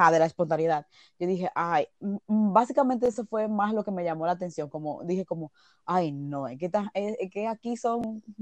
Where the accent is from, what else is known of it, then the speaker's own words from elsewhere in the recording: Dominican Republic; now in Spain; cuando yo me mudé de República Dominicana aquí, a la iglesia actual que asisto en España